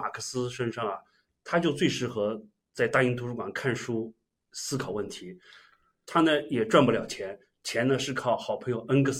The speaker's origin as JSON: {"language": "Chinese", "region": "Jiangnan", "country": "China", "said": "我们只有遇到北方人才知道我们是江南人，"}